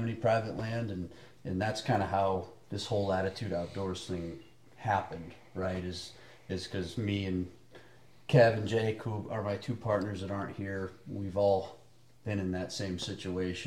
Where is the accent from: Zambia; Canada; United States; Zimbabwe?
United States; Michigan; I grew up in Michigan